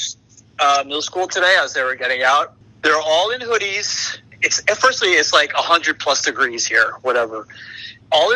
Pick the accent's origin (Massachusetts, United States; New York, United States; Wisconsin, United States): New York, United States; Long Island; also born or lived in Brooklyn, New York; I'm from New York. I'm from the suburbs of New York.